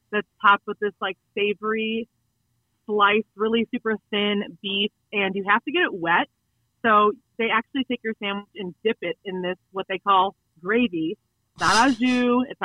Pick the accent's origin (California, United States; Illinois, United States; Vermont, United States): Illinois, United States; Chicagoland, Northwest Suburbs; now in Spring Hill, United States; I grew up in Chicagoland area. I was in the Northwest Burbs